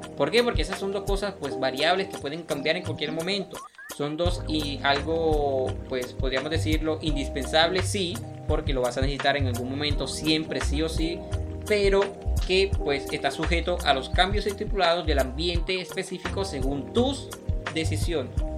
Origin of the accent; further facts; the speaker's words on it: Colombia; nos compone a nosotros como colombianos